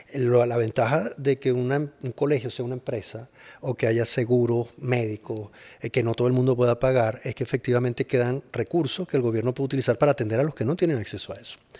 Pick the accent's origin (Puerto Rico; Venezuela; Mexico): Venezuela; todos somos venezolanos